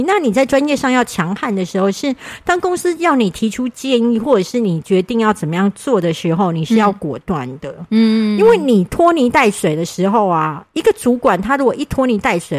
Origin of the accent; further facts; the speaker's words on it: southern Taiwan, Taiwan; 哦，不好意思，你知道我们南部人就是诚实，